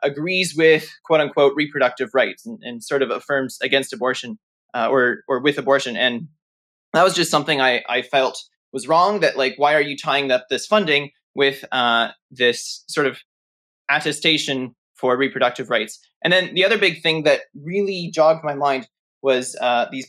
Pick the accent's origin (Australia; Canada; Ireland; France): Canada; Toronto, Ontario; I grew up in Toronto in Canada, and that's where I currently am